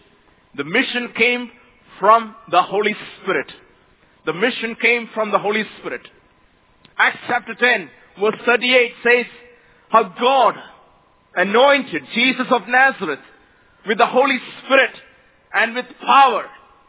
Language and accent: English; Mumbai, Maharashtra, India; I come from India, Mumbai, a place where over 18 million people live.